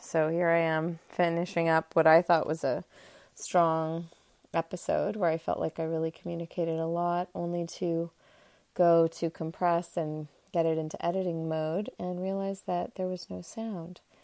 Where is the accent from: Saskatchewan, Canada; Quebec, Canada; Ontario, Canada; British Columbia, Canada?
Quebec, Canada; Montreal; I am coming to you live and raw from the cottage just north of Montreal, my hometown.